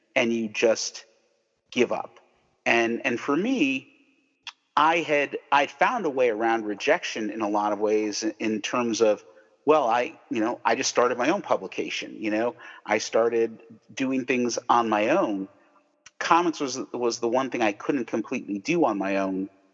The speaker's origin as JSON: {"language": "English", "country": "United States", "tie": "born or raised there", "said": "I grew up right outside New York, so we had all the New York mm, TV stations"}